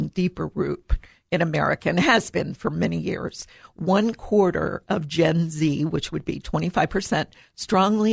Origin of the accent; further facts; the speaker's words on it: Columbus, Ohio, United States; I grew up in Columbus and went to Ohio State